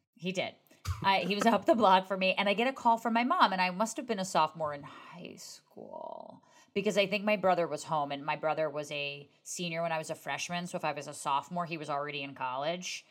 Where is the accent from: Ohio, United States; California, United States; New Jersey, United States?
New Jersey, United States; I'm from New Jersey